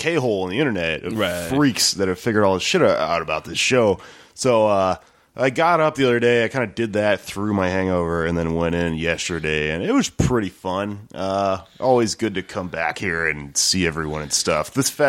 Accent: Texas, United States; I grew up here in Texas

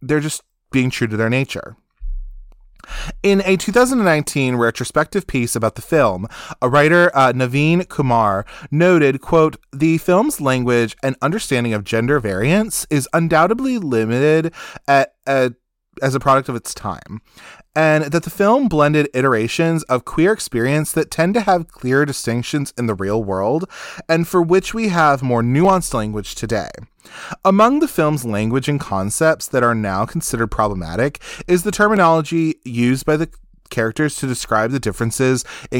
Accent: Ohio, United States; I grew up gay in Ohio, where boys called me a fag long before I understood my own sexuality.

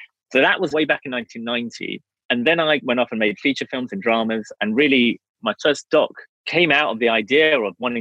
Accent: England, United Kingdom; also born or lived in Wales; growing up in England

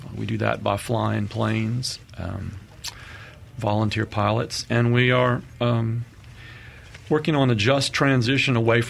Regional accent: New Orleans, Louisiana, United States; moved away as an adult; also born or lived in Baton Rouge; now in Madison, United States; My background is that I grew up in New Orleans. I've been in Madison, Mississippi since 1998

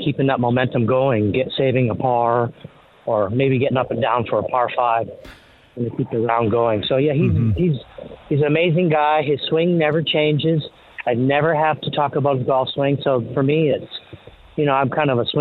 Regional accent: Canada; growing up in Canada

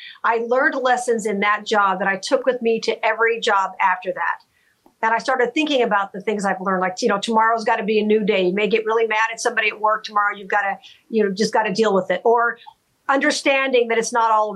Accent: Las Vegas, Nevada, United States; my hometown

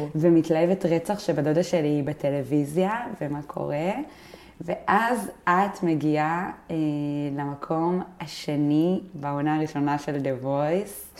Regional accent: Binyamina, Haifa District, Israel; גדלנו ביחד בבנימינה

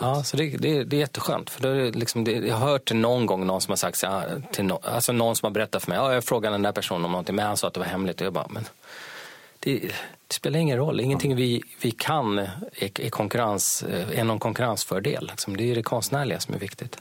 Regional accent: Sweden; jag är svensk

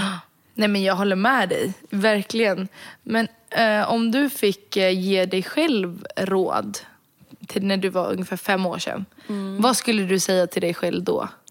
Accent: Sweden; jag är född och uppvuxen i Sverige

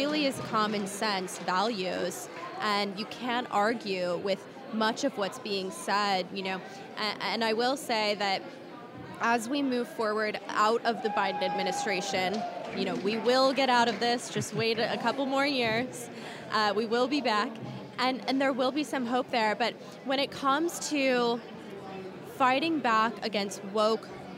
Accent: Huntington Beach, California, United States; I am from Southern California, from Surf City, USA, Huntington Beach, California

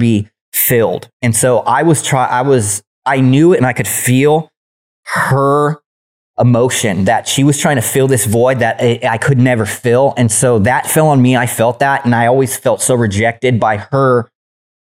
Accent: San Diego, California, United States; accent: Southern; also born or lived in Illinois; I flew back to California, where I was born in San Diego.

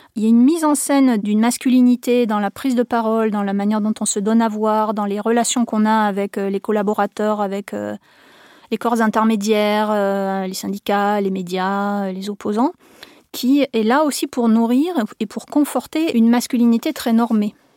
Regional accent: France; chez nous en France

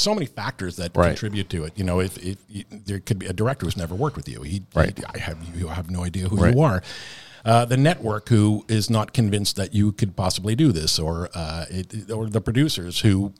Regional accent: Canada; you know, as Canadian performers, there's a phenomenon that happens sometimes.

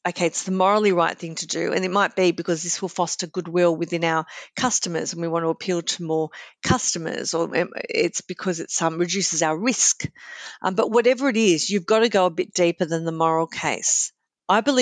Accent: Sydney, New South Wales, Australia; I grew up in Sydney's Sutherland Shire

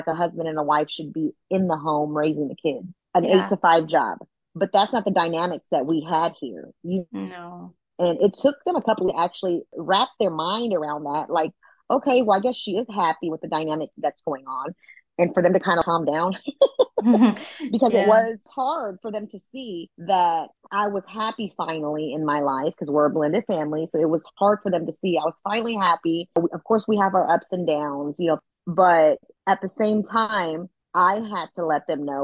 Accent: Austin, Texas, United States; moved away as an adult; also born or lived in Georgia; Luckily, we are from the same place. We're from Austin, Texas

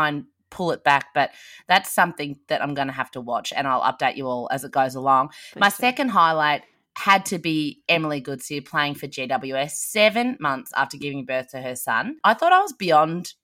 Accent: Ballarat, Victoria, Australia; my hometown

